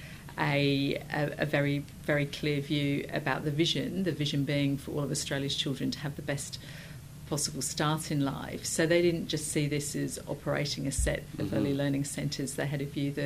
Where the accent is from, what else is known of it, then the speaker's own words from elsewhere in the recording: Sussex, South East England, United Kingdom; moved away; I was born in Sussex in the United Kingdom